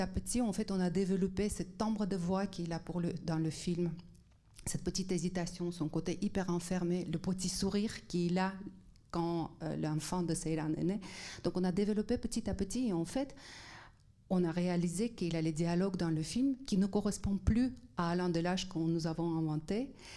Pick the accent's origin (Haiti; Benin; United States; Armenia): Armenia; also born or lived in Netherlands; now in France; je viens d'Arménie soviétique